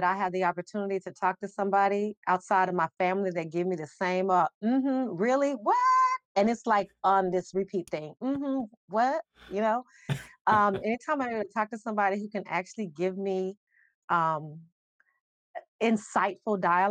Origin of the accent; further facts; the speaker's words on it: Las Vegas, Nevada, United States; also born or lived in Charlotte, North Carolina; now in Columbus, United States; I'm from Vegas, born and raised, but I came to Columbus by way of Charlotte.